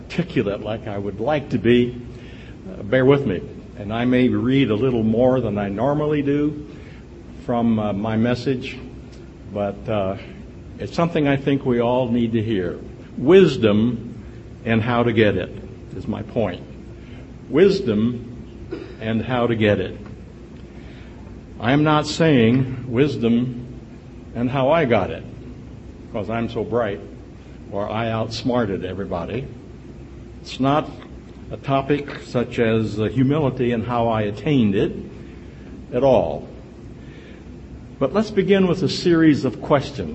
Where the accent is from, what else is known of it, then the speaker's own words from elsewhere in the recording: Berne, Indiana, United States; We come from Bern, Indiana